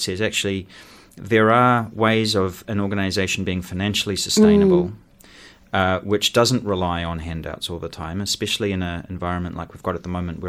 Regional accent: Wellington, New Zealand; Well, I say that I grew up in Aro Valley because we moved there when I was about 15 or 16.

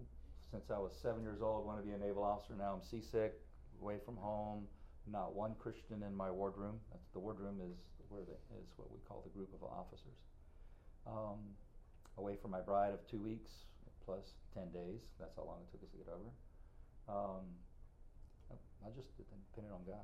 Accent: Winter Park, Florida, United States; also born or lived in Greensboro, North Carolina; So I grew up in Winter Park

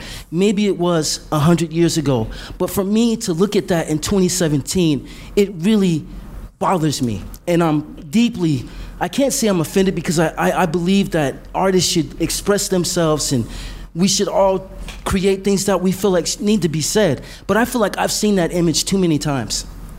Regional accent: United States; being African American in this society and being born and raised in America, I feel like as an African American male

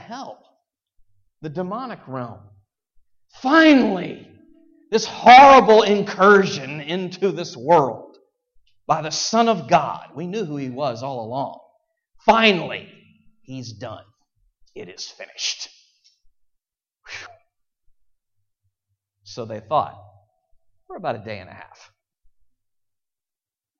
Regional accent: Virginia, United States; I'm from Virginia

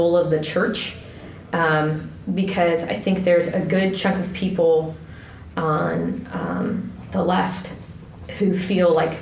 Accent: Ohio, United States; moved away as an adult; also born or lived in Kentucky / Iowa / San Antonio, Texas; I'm from Ohio, originally, and I went to college in Kentucky, and then I lived in Iowa, and then I lived in San Antonio, Texas

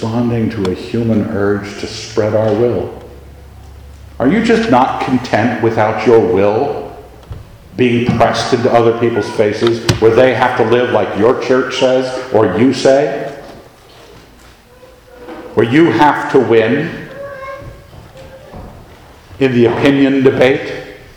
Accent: United States; we like being Americans.

